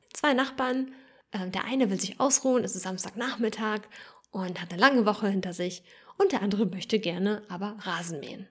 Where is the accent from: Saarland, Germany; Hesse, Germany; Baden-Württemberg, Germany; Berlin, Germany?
Berlin, Germany; in Neukölln, wo ich aufgewachsen bin